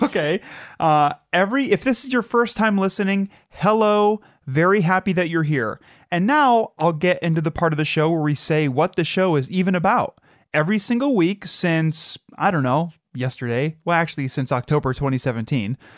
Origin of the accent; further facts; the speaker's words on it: Midwest, United States; we're from the Midwest